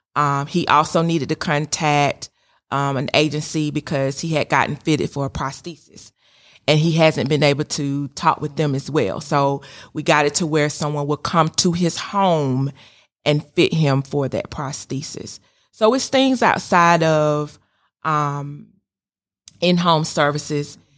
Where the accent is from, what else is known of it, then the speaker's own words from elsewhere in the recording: Sandersville, Georgia, United States; moved away as an adult; also born or lived in Macon, Georgia; now in Kennesaw, United States; I'm originally from Sandersville, Georgia